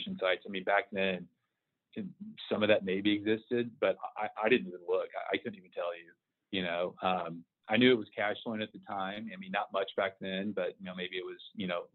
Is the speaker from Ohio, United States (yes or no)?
no; Houston, Texas, United States; the home was in a nice part of Houston too, where I grew up in North Houston